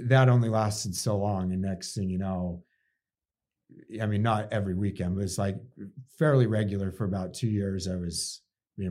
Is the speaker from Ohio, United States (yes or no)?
no; Salt Lake City, Utah, United States; also born or lived in Park City, Utah; I grew up actually in the Salt Lake, but then spent most of my life in Park City in my adult years